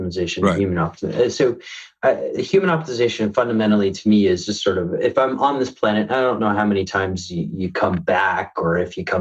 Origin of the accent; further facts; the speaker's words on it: United States; I'm American, I have my passport